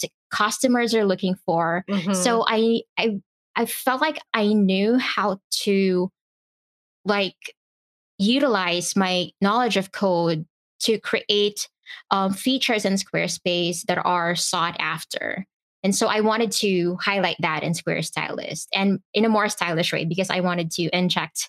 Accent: Philippines; I am from the Philippines.

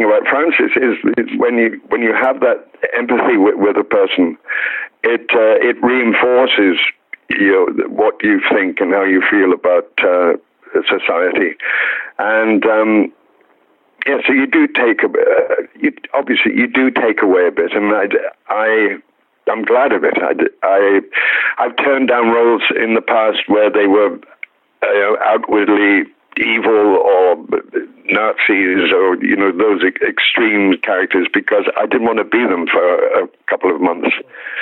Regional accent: Wales, United Kingdom; I was brought up in the Christian faith. So I was, I went to chapel in Wales until I was a teenager

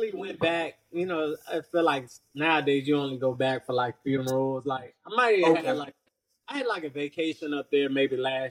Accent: Richmond, Virginia, United States; also born or lived in New York / Chesterfield, Virginia; we resided in Richmond, the south side of Richmond, ended up moving to Chesterfield.

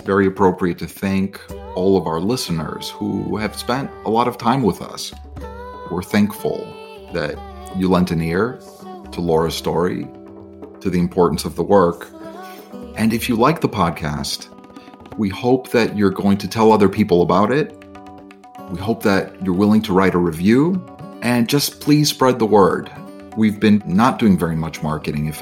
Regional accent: Chicago, Illinois, United States; my hometown, Chicago

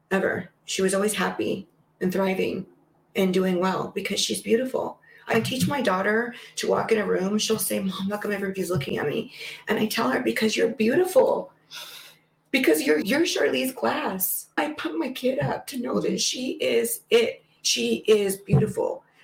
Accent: California, United States; I grew up in California

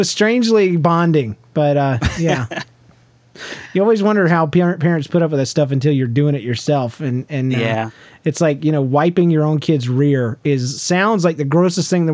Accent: the South, United States; I grew up in the South

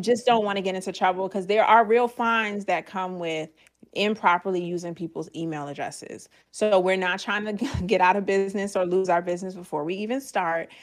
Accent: Georgia, United States; now in Virginia, United States; I'm originally from Georgia

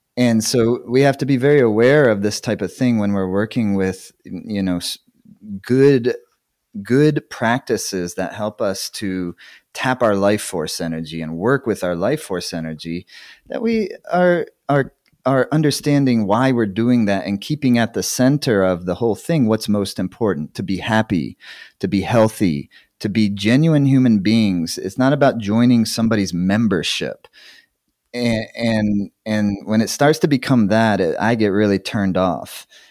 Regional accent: South Carolina, United States; moved away as an adult; also born or lived in Tennessee; I grew up in the Southeast United States in the eighties

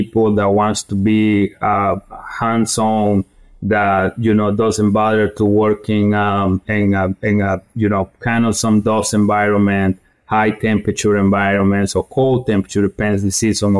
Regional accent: eastern Guatemala, Guatemala; moved away as an adult; also born or lived in North Carolina, United States; now in United States; I grew up in Guatemala, eastern part of Guatemala. After college, I got the opportunity, you know, to move into the United States

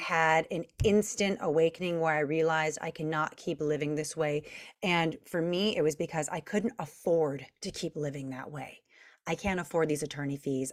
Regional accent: Long Beach, California, United States; I'm from Long Beach, California

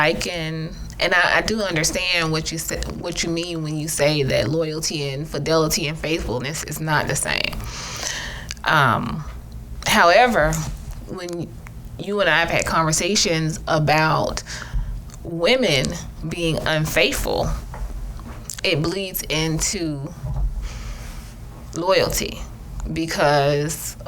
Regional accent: Atlanta, Georgia, United States; Born and raised in Atlanta

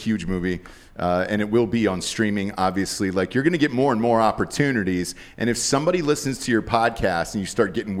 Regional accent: Atlanta, Georgia, United States; I'm from Atlanta

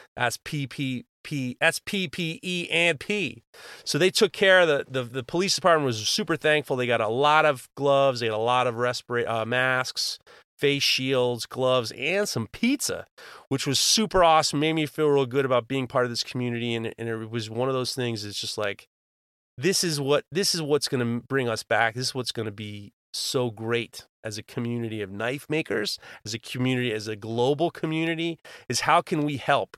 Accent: New York City, New York, United States; I grew up in New York City

